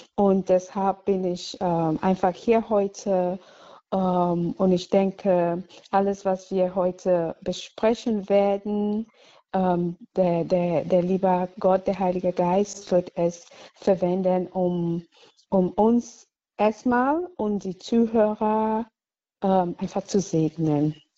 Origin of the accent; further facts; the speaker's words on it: Cameroon; German is a second language; moved away as an adult; now in Cologne, Germany; Ich wurde in Kamerun geboren, so vor hm, fast 44 Jahren und wuchs als Katholikin auf